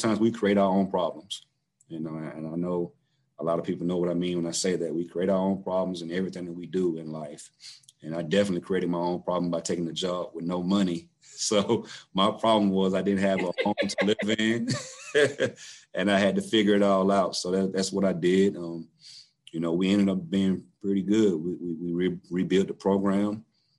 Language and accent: English; South Georgia, United States; moved away as an adult; And so I'm from South Georgia myself.